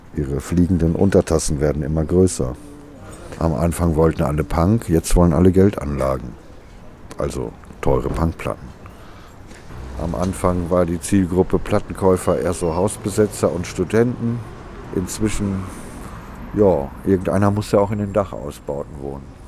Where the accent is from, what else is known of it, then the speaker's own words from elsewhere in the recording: Altena, North Rhine-Westphalia, Germany; now in Berlin, Germany; Geboren bin ich 1967 in Altena im Sauerland